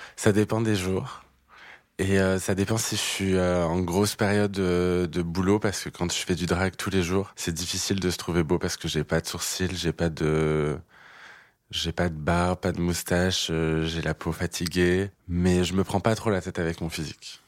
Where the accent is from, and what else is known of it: Clermont-Ferrand, Auvergne-Rhône-Alpes, France; born or raised there